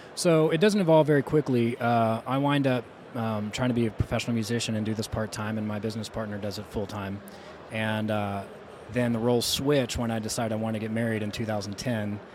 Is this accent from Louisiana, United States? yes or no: yes; South Louisiana, United States; moved away; as somebody who's from there, um, and my bloodline's from there